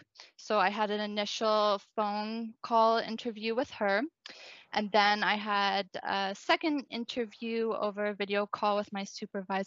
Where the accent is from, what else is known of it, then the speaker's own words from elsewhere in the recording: Victoria, British Columbia, Canada; moved away as an adult; now in Ireland; I worked at a local startup in Victoria, BC, my hometown